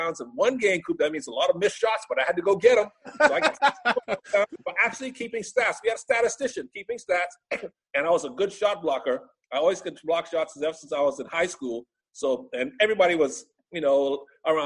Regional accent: Bahamas; now in United States; The island that I grew up on

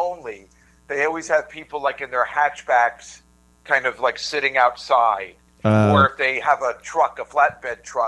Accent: Edison, New Jersey, United States; I'm from Edison

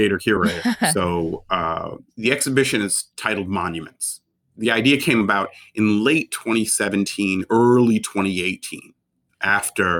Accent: Baltimore, Maryland, United States; now in Los Angeles, United States; Formative years in Baltimore

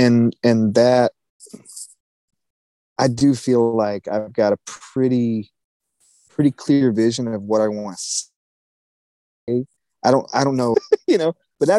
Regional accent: North Carolina, United States; I'm from the Lower Piedmont in North Carolina, so I listen to a lot of Piedmont blues artists

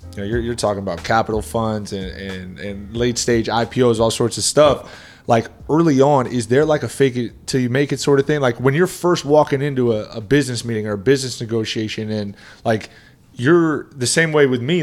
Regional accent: Boston, Massachusetts, United States; growing up in the Boston area

